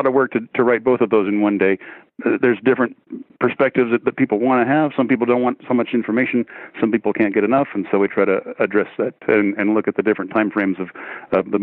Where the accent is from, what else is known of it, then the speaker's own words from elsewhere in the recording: Los Angeles, California, United States; now in Pacific Northwest, United States; I grew up in Los Angeles. I don't like to live there now. I live up here in the Pacific Northwest